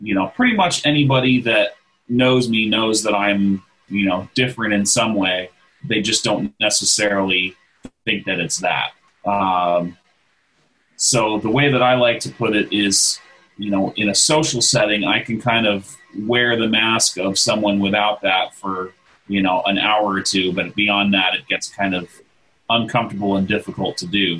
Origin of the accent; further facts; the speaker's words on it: Texas, United States; I grew up in Texas, not too far from Johnson Space Center